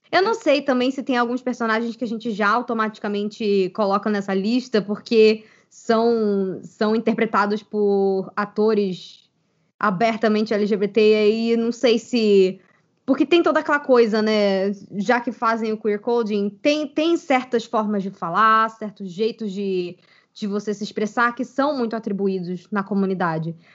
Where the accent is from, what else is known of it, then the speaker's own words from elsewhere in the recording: Brazil; aqui no Brasil